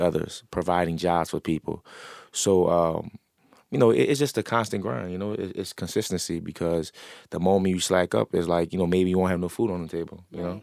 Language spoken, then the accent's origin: English; New Orleans, Louisiana, United States; I'm an entrepreneur from New Orleans.